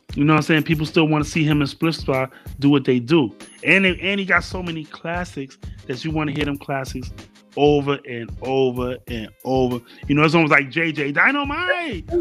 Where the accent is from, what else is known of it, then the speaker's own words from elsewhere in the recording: New York City, New York, United States; I was born in Harlem.